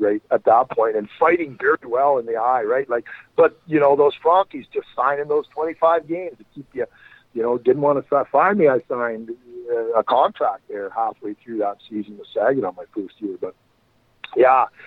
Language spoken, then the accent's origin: English; Brooks, Alberta, Canada; I'm from Brooks, Alberta, which is fucking 30 minutes up the road from Medicine Hat